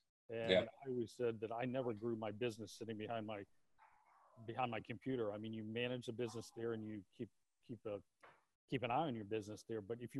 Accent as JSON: {"language": "English", "town": "Boston", "region": "Massachusetts", "country": "United States", "tie": "born or raised there", "said": "I grew up in Boston"}